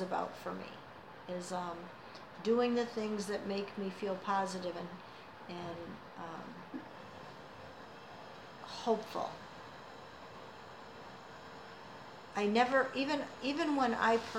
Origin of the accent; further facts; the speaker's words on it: Caledonia, New York, United States; living here as well, mm-hmm. and having it be my hometown, and it being a small town